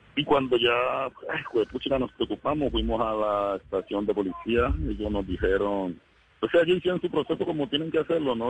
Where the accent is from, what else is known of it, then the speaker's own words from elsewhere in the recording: El Doncello, Caquetá, Colombia; moved away as an adult; now in Cali, Colombia; Yo vivía en el Caquetá. Yo nací en el Doncello Caquetá.